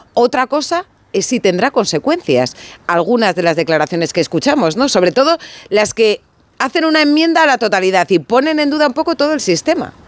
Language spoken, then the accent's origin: Spanish; Atapuerca, Castile and León, Spain; soy de Atapuerca